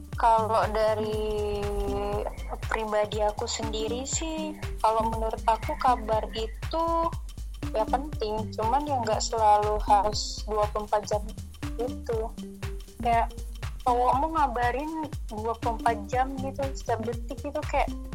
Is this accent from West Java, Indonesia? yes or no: no; Medan, North Sumatra, Indonesia; Asalnya dari Medan